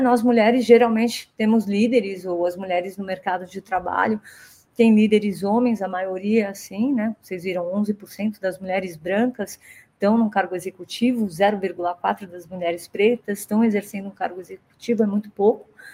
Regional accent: Brazil; moved away as an adult; also born or lived in United States; mesmo sendo brasileira

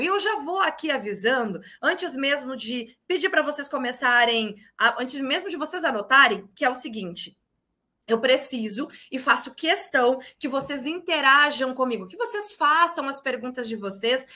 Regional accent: Porto Alegre, Rio Grande do Sul, Brazil; also born or lived in Bagé, Rio Grande do Sul; now in Porto Seguro, Brazil; eu sou gaúcha, natural de Porto Alegre, corrigiu, natural de Bagé, Rio Grande do Sul, criada em Porto Alegre e atualmente moro em Porto Seguro, na Bahia

